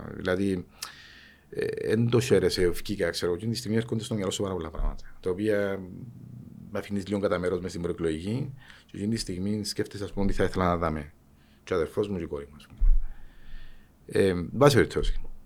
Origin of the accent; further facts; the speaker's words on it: Cyprus; also born or lived in Thessaloniki, Greece; τον τόπο μου, για την Κύπρο, που είναι μικρό τόπο